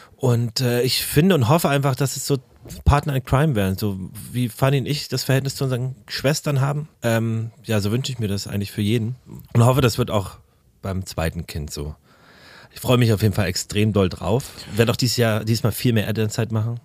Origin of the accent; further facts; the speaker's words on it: Berlin, Germany; ich bin ja in, in Berlin-Karlshaus aufgewachsen mit, mit den Ostwerten